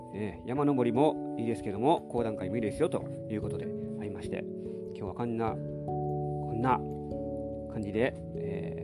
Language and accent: Japanese; Nara, Japan; 私は奈良に育ち